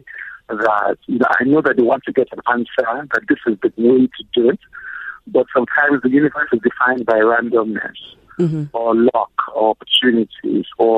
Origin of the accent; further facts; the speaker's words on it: Lagos, Nigeria; I grew up in Lagos, Nigeria